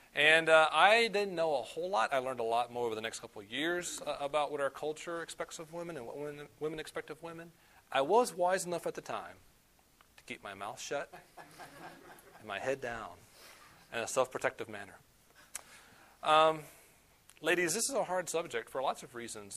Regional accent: the South, United States; I'm from the South

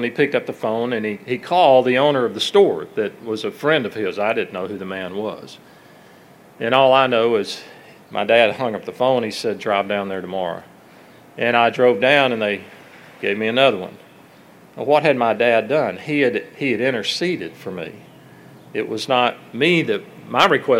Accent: Alabama, United States; my hometown and in Alabama

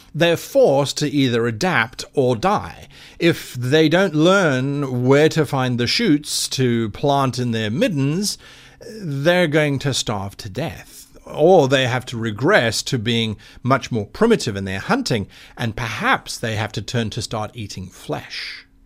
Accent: South Africa; the Kalahari Desert in my home country of South Africa

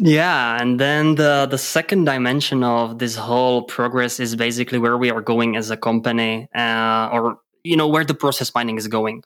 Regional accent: Czechia; English is a second language; moved away as an adult; now in Germany; I'm actually from Czech Republic

